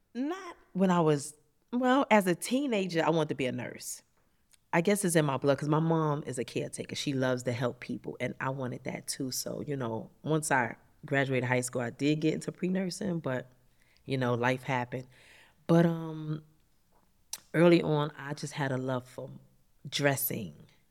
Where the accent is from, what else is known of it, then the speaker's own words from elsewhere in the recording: New York City, New York, United States; I grew up in Harlem